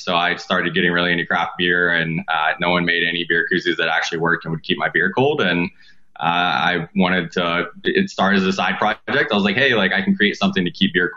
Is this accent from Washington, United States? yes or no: no; Southern Indiana, United States; I grew up in Indiana, like Southern Indiana, in a really small town.